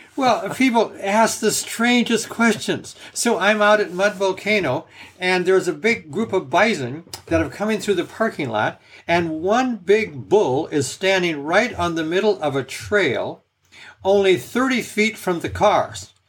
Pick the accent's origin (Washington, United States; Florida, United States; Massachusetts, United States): Washington, United States; finally moved back to my home state of Washington